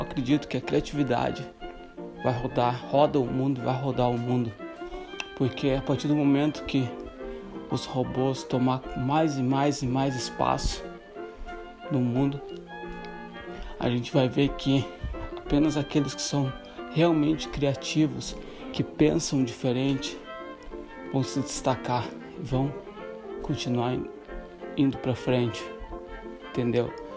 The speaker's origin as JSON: {"language": "Portuguese", "region": "Santa Catarina", "country": "Brazil", "said": "eu sou do Sul. Sou só, sou de Santa, sou de Santa Catarina"}